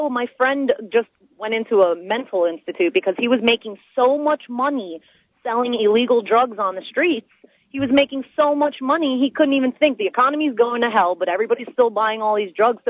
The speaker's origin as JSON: {"language": "English", "town": "Miami", "region": "Florida", "country": "United States", "tie": "born or raised there", "said": "I grew up in Miami, Florida"}